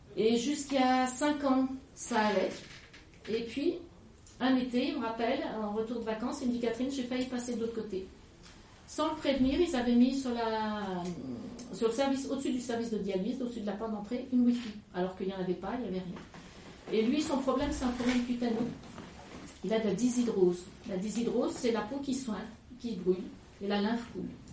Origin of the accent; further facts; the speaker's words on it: Lyon, Auvergne-Rhône-Alpes, France; now in Drôme, France; je suis lyonnaise d'origine